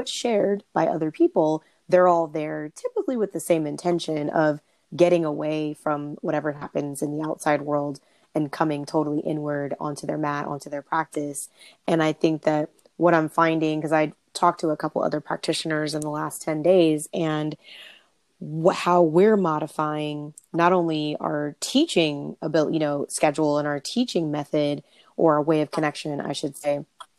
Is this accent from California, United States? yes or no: yes; California, United States; also born or lived in North Carolina / Dallas / Washington, D.C.; I spent about a year and a half living in the Washington, D.C. area in the last 2 years. And I'm originally from Southern California as well.